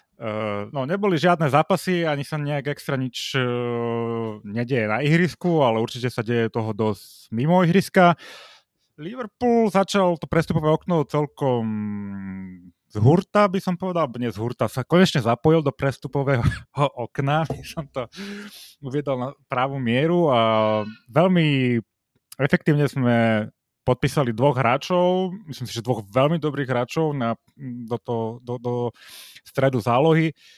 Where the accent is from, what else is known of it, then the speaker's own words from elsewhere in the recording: Slovakia; sme Slováci